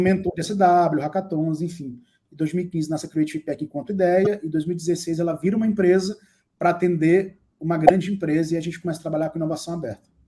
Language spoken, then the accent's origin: Portuguese; Brazil; a gente, enquanto latino-americano e brasileiro